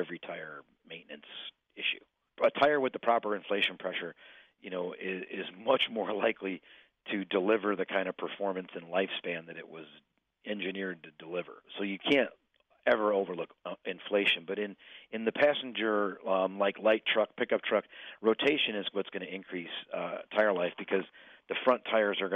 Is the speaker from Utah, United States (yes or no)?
no; Illinois, United States; I'm from Illinois